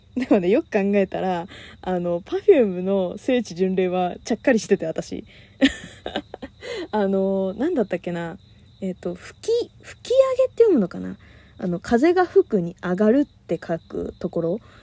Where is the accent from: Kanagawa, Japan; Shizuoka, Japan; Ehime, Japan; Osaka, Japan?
Kanagawa, Japan; 私神奈川県出身